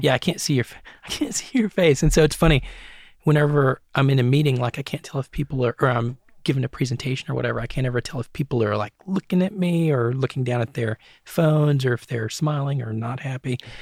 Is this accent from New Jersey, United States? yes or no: no; Hancock County, East Tennessee, United States; also born or lived in Los Angeles area, California; growing up in Hancock County